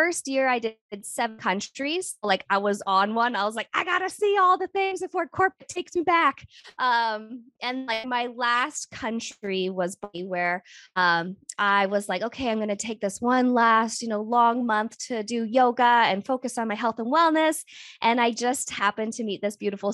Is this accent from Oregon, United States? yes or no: yes; Oregon, United States; moved away; also born or lived in Kentucky; I originally hail from Oregon, but I've been living nomadically for the last 5 years